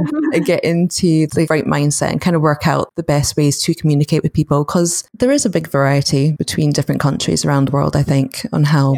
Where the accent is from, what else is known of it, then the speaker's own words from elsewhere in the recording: United Kingdom; we're British stereotype of being very overly polite